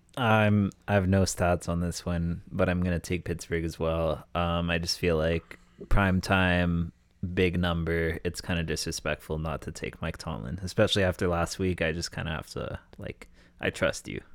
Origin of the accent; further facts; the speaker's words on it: Canada; I'm born and raised in Canada